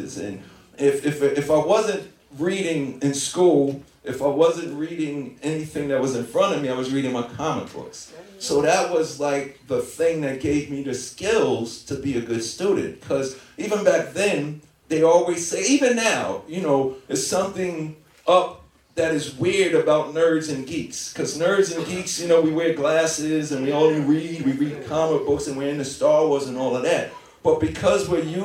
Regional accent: New York City, New York, United States; I was a really good student growing up in Hollis, Queens, New York

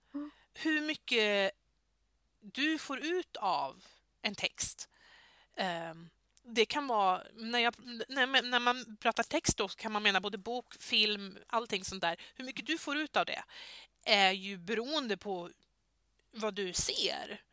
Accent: Södermanland, Sweden; moved away; Jag är ju inte ursprungli ursprungligen här nerifrån utan jag är ju eh, uppifrån Sörmland

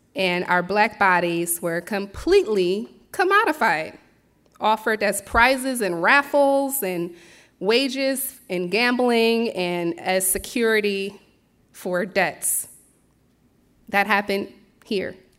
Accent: Philadelphia, Pennsylvania, United States; moved away as an adult; also born or lived in Bronxville, New York / Brooklyn, New York; now in Millerton, United States; I was born and raised in Philadelphia

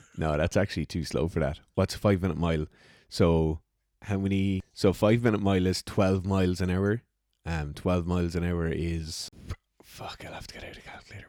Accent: Ireland; I'm an Irish person hunting in Ireland

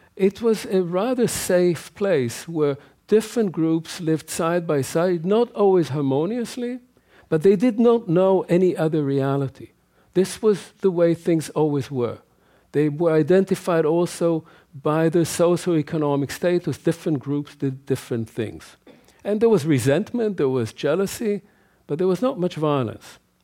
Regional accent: Israel; as a child growing up in Israel

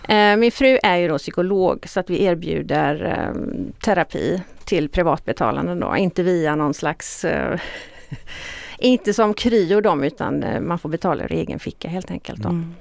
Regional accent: Stenungsund, Västra Götaland, Sweden; also born or lived in Uppsala / Falun / Kalmar / Hjällbo; jag är född och uppvuxen i Stenungsund

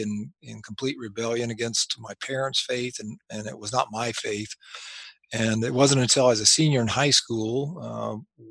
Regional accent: Anderson, Indiana, United States; moved away as an adult; I practiced 2 years here in my hometown of Anderson. I grew up here

